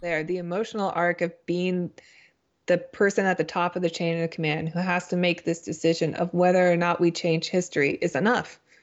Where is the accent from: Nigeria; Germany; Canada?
Canada; also born or lived in United States; I'm Canadian